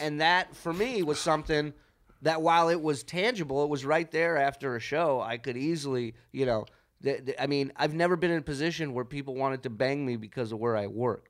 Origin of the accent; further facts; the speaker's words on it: Las Vegas, Nevada, United States; we're from Vegas